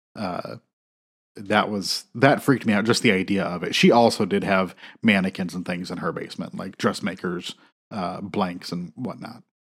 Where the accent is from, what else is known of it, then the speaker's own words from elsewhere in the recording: South Bend, Indiana, United States; I grew up, like, I was born in South Bend